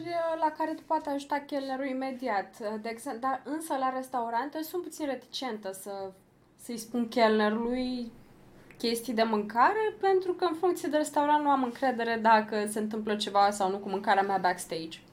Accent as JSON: {"language": "Romanian", "country": "Romania", "said": "noi ca români"}